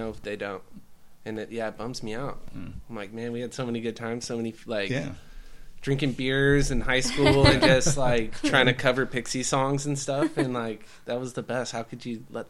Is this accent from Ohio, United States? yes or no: no; Ventura, California, United States; Ventura for me